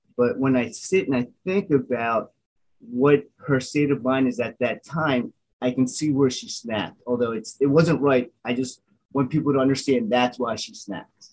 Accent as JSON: {"language": "English", "region": "Delaware", "country": "United States", "tie": "born or raised there", "first_language": "English", "said": "growing up in Delaware, I was one of the very few Asians"}